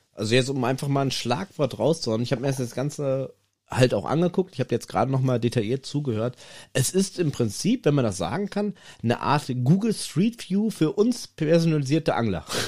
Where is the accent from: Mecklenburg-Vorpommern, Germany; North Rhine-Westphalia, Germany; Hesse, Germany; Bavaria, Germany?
North Rhine-Westphalia, Germany; hier bei uns in NRW